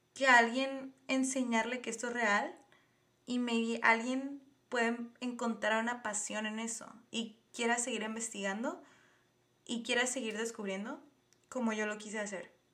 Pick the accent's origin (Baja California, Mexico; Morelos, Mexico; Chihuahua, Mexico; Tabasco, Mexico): Baja California, Mexico; Tijuana; soy de Tijuana, Baja California, México